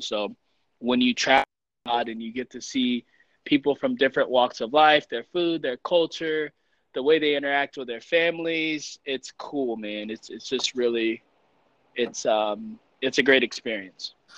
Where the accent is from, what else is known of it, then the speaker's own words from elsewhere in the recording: East Coast, United States; also born or lived in Colombia / Mexico / Utah / Florida; now in Denver, United States; I'm from the East Coast, but I'm I'm planted I'm planted here for now.